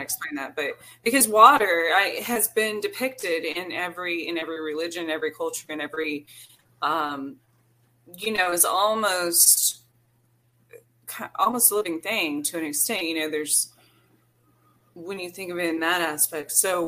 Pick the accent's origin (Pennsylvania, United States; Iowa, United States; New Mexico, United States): New Mexico, United States; because I came from New Mexico. I've been back there in different experiences.